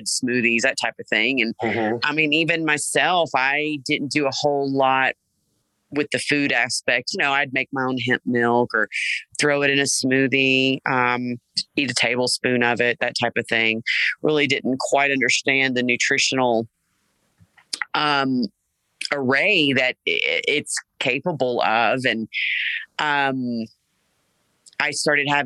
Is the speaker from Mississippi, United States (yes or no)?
yes; Jackson, Mississippi, United States; moved away as an adult; also born or lived in Texas; I grew up in South Jackson